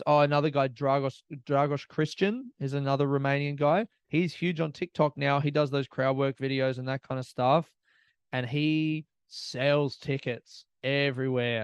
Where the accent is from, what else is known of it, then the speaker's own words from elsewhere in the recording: Australia; I'm an Australian comic